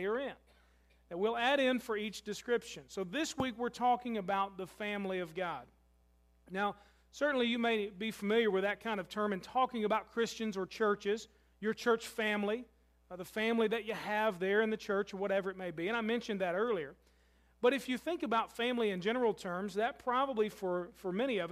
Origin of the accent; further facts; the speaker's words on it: Louisville, Kentucky, United States; moved away; my hometown of Louisville is my family